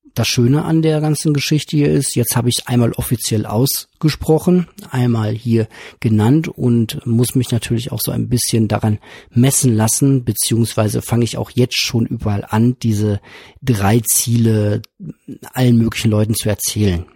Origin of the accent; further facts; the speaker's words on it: Witten, North Rhine-Westphalia, Germany; von meiner Heimatstadt hier in Witten